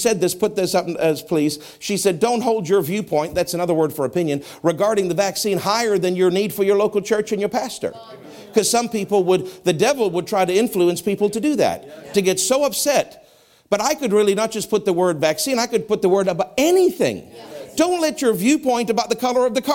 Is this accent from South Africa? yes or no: yes; South Africa; I grew up in racist apartheid South Africa.